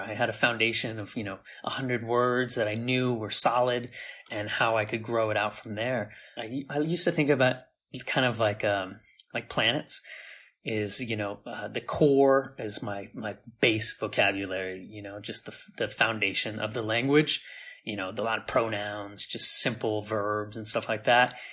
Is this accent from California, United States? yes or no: yes; San Diego, California, United States; moved away as an adult; also born or lived in India / Thailand; now in Taiwan; San Diego, where I grew up in California